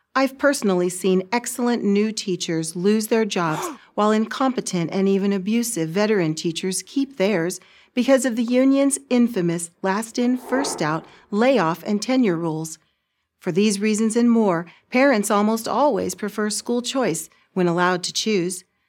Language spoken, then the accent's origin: English; California, United States; in my home state of California